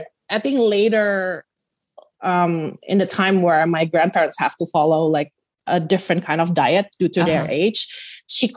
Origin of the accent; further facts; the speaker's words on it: West Java, Indonesia; moved away as an adult; now in Canada; I was born in Canada and raised in Indonesia and then now living back in Canada